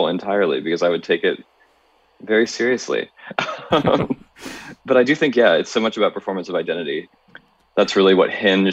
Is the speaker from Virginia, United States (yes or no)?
yes; Charlottesville, Virginia, United States; moved away; also born or lived in Los Angeles; my hometown is Charlottesville, Virginia